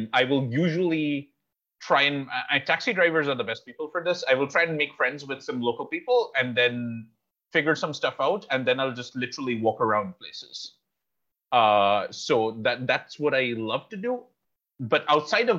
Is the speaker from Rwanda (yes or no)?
no; Kolkata, West Bengal, India; I'm from Calcutta.